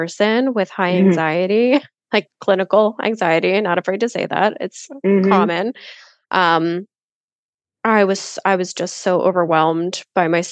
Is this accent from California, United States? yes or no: no; Philadelphia, Pennsylvania, United States; moved away as an adult; also born or lived in Austin, Texas; I grew up in Philly suburb, lived in Philly my whole life